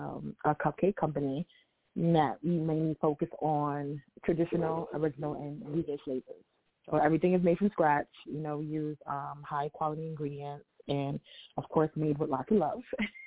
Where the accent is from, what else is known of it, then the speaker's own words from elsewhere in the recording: New York City, New York, United States; I am born and raised in Harlem, New York.